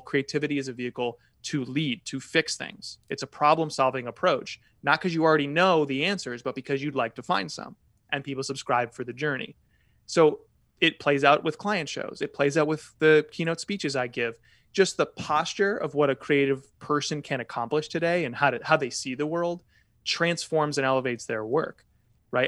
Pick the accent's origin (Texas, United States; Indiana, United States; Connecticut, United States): Connecticut, United States; I grew up in Connecticut